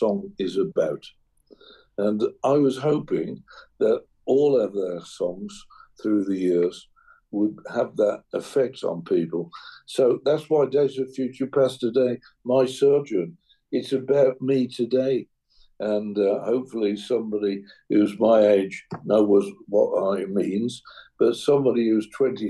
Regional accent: England, United Kingdom; as an Englishman

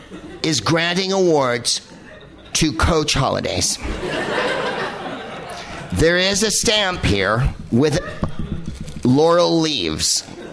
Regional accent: California, United States; Now, I'm from America

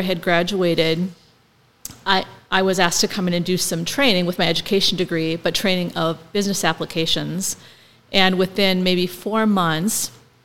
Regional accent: Milan, Minnesota, United States; moved away as an adult; I'm originally from Milan, Minnesota, which is southwest of Wilmer, about 40 minutes away, and very small town, 427 people when I lived there.

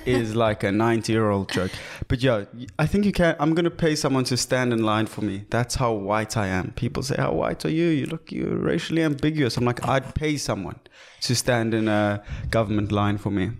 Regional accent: South Africa; also born or lived in Cape Town; we are proudly South African

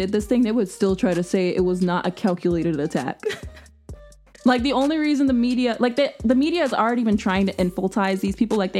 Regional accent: United States; I'm proud to be an American.

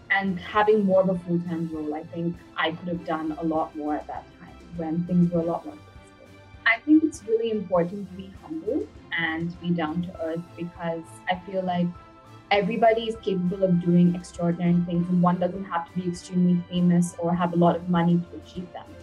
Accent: Bangalore, Karnataka, India; also born or lived in Chennai / United States; So, I was born in Chennai, India, and I was just there for a few months as a baby. Then I moved to the US. I was in the US for about good 10 years, and I did my high school and college in Bangalore.

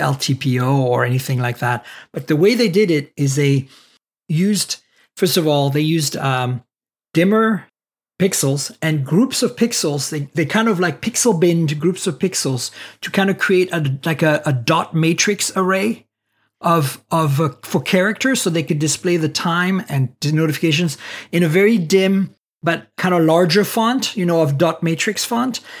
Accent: United States; I'm also an American

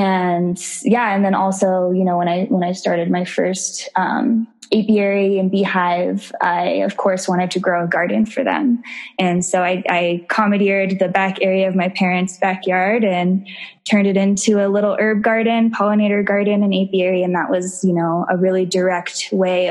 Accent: Morrison, Colorado, United States; also born or lived in Denver; I grew up in Colorado. So I was born and raised in Morrison

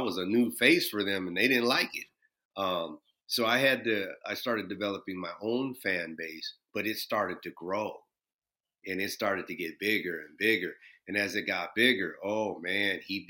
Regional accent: Minneapolis, Minnesota, United States; growing up in Minneapolis, it was very, very segregated

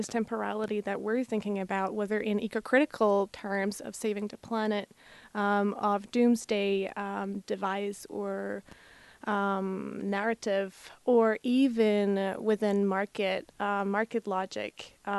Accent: Slovakia; moved away; I'm originally from Slovakia.

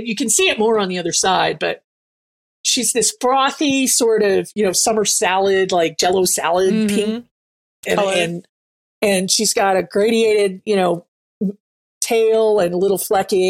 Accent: Germany; moved away; growing up in Germany

